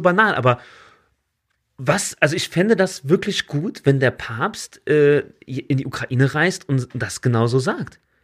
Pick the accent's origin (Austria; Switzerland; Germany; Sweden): Germany; bei uns in Deutschland